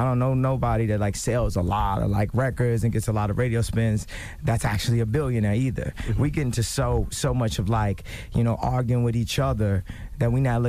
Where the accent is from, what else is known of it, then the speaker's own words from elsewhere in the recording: Chicago, Illinois, United States; Like I said, I'm from Chicago.